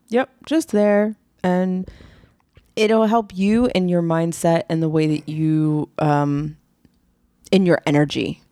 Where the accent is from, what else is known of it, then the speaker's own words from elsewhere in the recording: East Coast, United States; We're from the East Coast